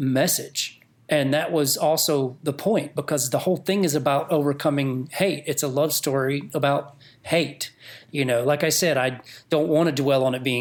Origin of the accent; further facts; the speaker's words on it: North Georgia mountains, United States; moved away; I grew up in North Georgia mountains.